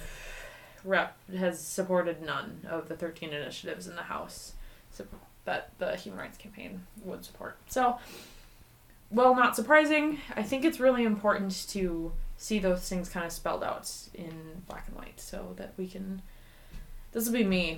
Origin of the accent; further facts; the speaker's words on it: Minneapolis, Minnesota, United States; moved away as an adult; now in North Dakota, United States; I come from the Twin Cities of Minnesota, and I started there